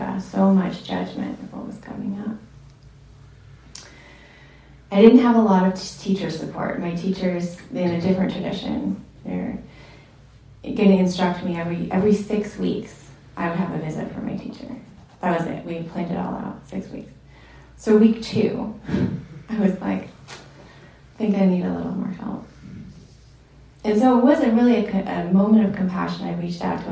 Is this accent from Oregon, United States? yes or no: yes; Ashland, Oregon, United States; my hometown, I was born in Southern Oregon in Ashland